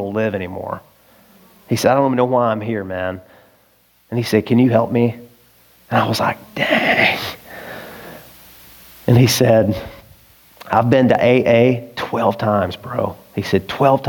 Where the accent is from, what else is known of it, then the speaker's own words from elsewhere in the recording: Arkansas, United States; moved away; also born or lived in California; I'm from Arkansas